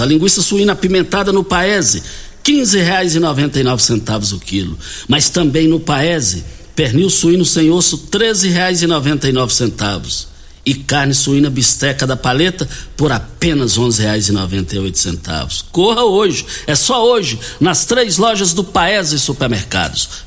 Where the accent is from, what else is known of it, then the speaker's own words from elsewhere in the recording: Rio Verde, Goiás, Brazil; Saudade ali do quilômetro 6, é, saída para Itumbiara, onde nós fomos criados, ali no Douradinho